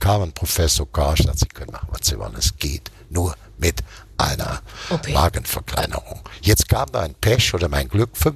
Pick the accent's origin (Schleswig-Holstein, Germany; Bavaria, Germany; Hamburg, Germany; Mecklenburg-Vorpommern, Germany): Bavaria, Germany; Munich; born there; ich, ich bin geboren am Rotkreuzplatz.